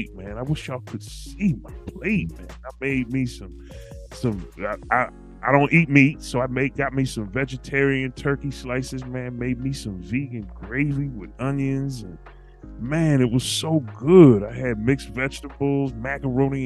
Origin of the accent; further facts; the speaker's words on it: Philadelphia, Pennsylvania, United States; my childhood growing up in Philly